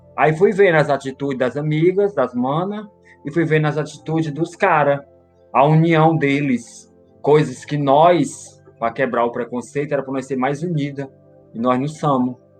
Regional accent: Fortaleza, Ceará, Brazil; also born or lived in Belo Horizonte; now in São Paulo, Brazil; sou de Fortaleza, Ceará. Eu fui criada pela minha avó

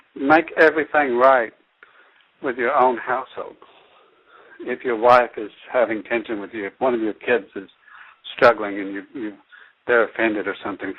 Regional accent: United States; I still value being an American citizen.

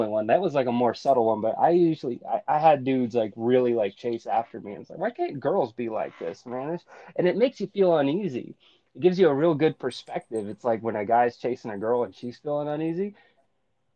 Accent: Menifee, California, United States; moved away as an adult; also born or lived in New York / Korea / Orange County, California; I'm from this one small town in California known as Menifee, California

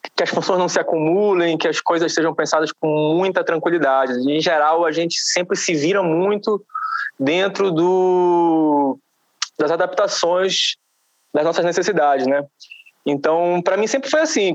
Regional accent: Belém, Pará, Brazil; now in São Paulo, Brazil; Eu sou de Belém do Pará

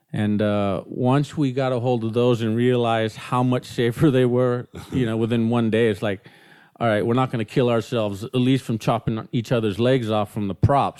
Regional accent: Newport Beach, California, United States; I was born in Newport Beach

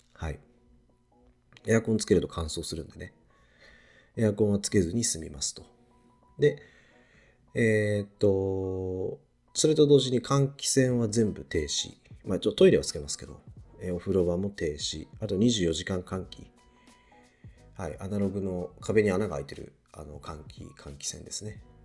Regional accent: Niigata, Japan; also born or lived in Tokyo; now in Shizuoka, Japan; 僕、新潟出身で、で、東京に住んでたこともあって

